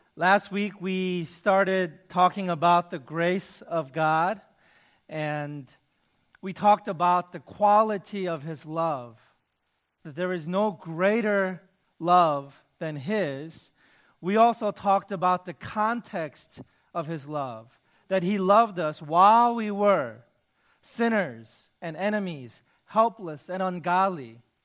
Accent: New York City, New York, United States; moved away as an adult; also born or lived in Michigan; I grew up in New York City, in the inner city

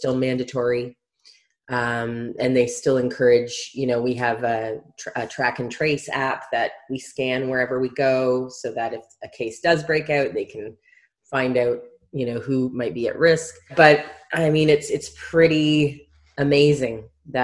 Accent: Canada; moved away as an adult; now in New Zealand; I'm originally from Canada, grew up in Canada

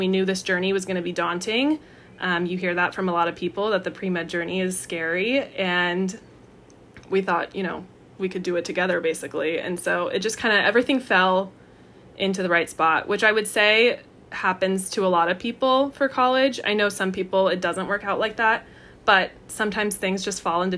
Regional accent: Orange County, California, United States; I'm from Orange County

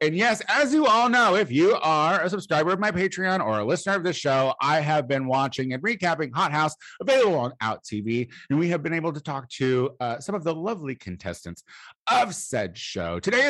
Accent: Midwest, United States; Like, I'm from the Midwest. My brother calls a dog a dog.

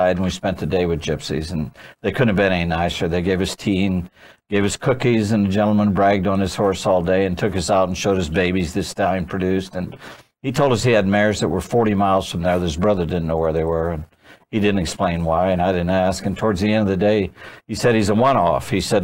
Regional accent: Amish country in Indiana, United States; I grew up in Amish country in Indiana

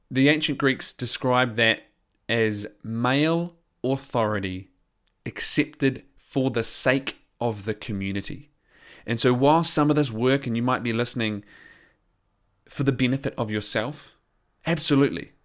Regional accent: New Zealand; accent: New Zealand; I am a New Zealander

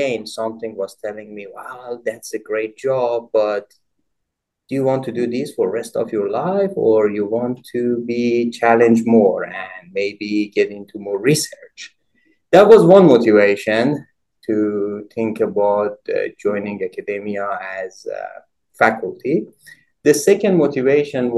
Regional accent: Iran; moved away as an adult; I obtained both my bachelor and master's degrees in Iran, both in mechanical engineering

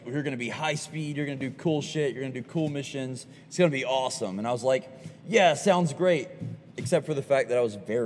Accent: Mobile, Alabama, United States; moved away as an adult; I'm from Mobile, Alabama

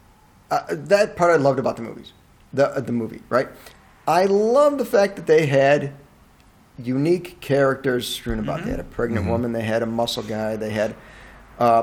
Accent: United States; We are painfully American

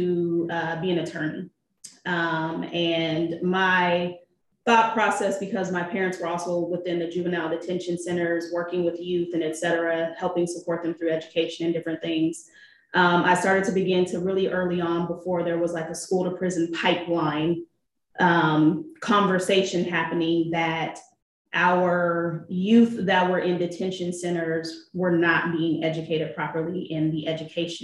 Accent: Seattle, Washington, United States; I was born and raised in Seattle, Washington

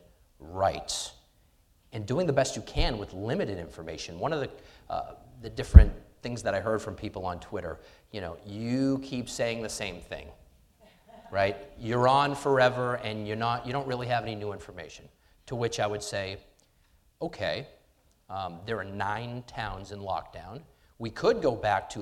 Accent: Somerville, Tewksbury, Massachusetts, United States; I'm from Somerville. I'm from Tewksbury.

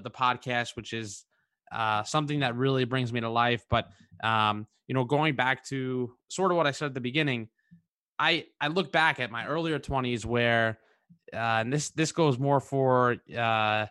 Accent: New York, United States; I grew up in New York

